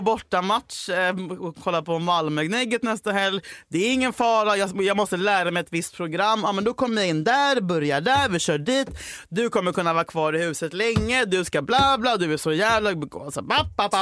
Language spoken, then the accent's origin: Swedish; Huddinge, Stockholm County, Sweden; när jag var åtta år gammal på min mormors räckspelare hemma i Huddinge